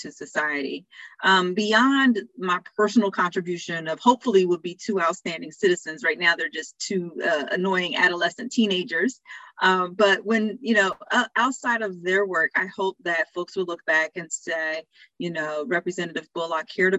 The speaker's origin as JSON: {"language": "English", "region": "New Jersey", "country": "United States", "tie": "born or raised there", "said": "a local soup kitchen in my hometown in New Jersey"}